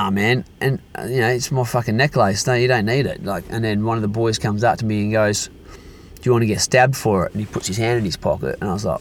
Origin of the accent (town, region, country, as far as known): Perth, Western Australia, Australia; born or raised there